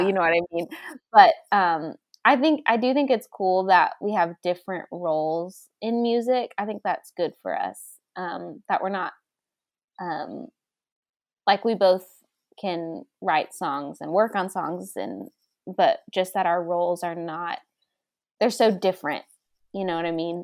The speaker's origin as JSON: {"language": "English", "town": "Dallas", "region": "Texas", "country": "United States", "moved": "as an adult", "lives_now": "Franklin, United States", "said": "I'm from Dallas originally"}